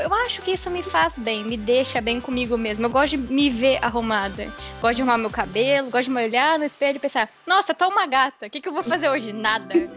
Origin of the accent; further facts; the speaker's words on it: Uruguaiana, Rio Grande do Sul, Brazil; eu moro com os meus pais em Uruguaiana, né? eu sou de, de Uruguaiana